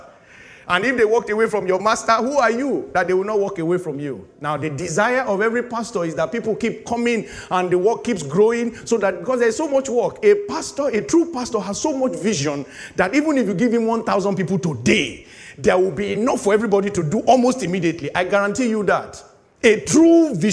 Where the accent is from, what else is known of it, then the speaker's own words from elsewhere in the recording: Nigeria; moved away as an adult; finishing youth service in my home country